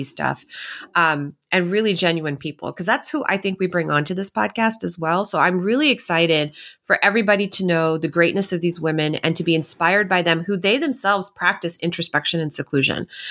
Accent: Texas, United States; I'm from Texas

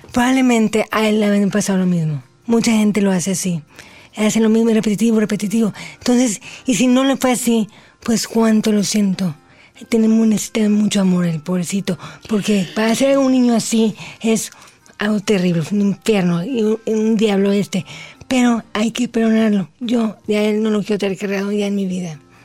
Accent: Mexico; soy la primera mexicana en llevar eh, el nombre de México muy en alto

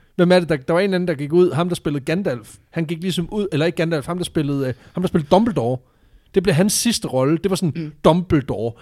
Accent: Southern Jutland, Southern Denmark, Denmark; jeg er vokset op i Sønderjylland

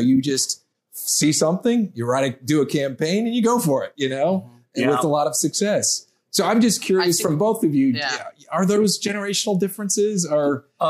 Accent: Indiana, United States; also born or lived in Chicago, Illinois; I just think I'm a Midwesterner. I was born here, moved to Indiana yet when I was young.

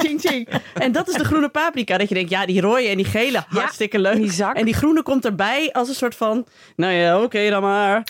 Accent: Friesland, Netherlands; ik ben ook opgegroeid in Friesland

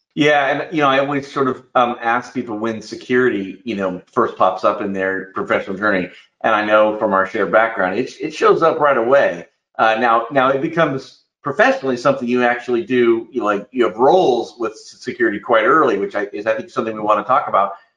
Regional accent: Indiana, United States; I grew up in Indiana, so we're you know neighbors, so to speak, in the Midwest

